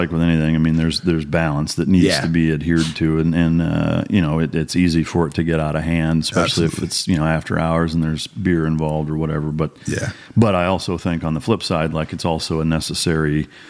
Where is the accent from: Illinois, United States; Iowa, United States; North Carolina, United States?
Iowa, United States; moved away as an adult; I grew up in Iowa. I've lived here for over a decade.